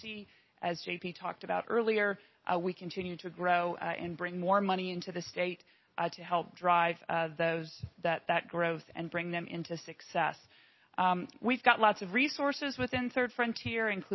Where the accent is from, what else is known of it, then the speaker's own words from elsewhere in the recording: Findlay, Ohio, United States; my hometown in Findlay